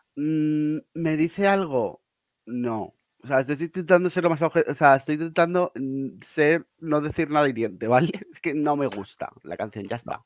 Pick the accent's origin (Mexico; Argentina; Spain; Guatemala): Spain; Pamplona, Navarre; yo soy de Pamplona